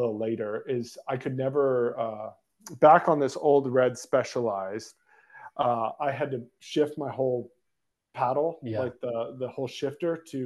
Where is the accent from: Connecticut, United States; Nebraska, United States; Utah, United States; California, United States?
Utah, United States; Cottonwood Heights; also born or lived in Austin, Texas; Grew up in Cottonwood Heights